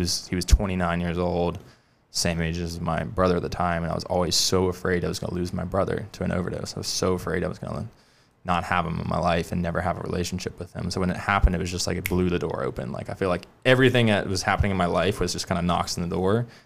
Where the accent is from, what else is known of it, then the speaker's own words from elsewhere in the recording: Charleston, South Carolina, United States; I grew up in West Ashley, went to the college of Charleston